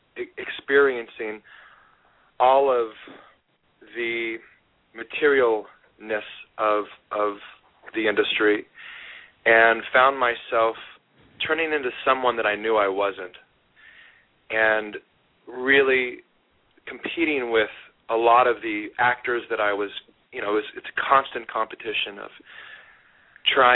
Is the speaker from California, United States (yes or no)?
yes; Sacramento, California, United States; moved away as an adult; also born or lived in Hollywood; came to Hollywood from my hometown of Sacramento